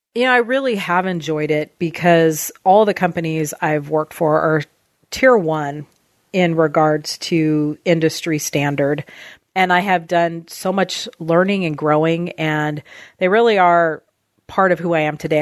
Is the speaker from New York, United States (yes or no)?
no; Southern California, United States; moved away as an adult; now in Oregon, United States; I grew up in Southern California and moved to Oregon in two, year two thousand.